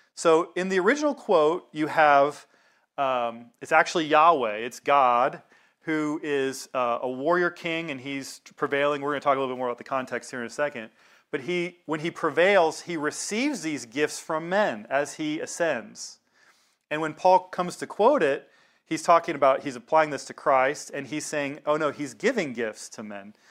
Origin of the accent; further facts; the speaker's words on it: the South, United States; I grew up in the South